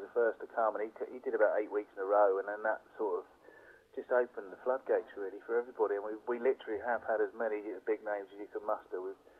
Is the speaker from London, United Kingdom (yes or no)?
yes; London, United Kingdom; it was a good outlet because I came from London, where I used to go to the comic stores as often as possible.